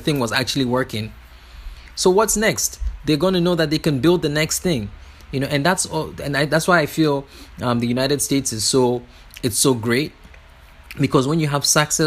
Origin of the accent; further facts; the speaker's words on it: Ghana; moved away; also born or lived in California; I'm from Ghana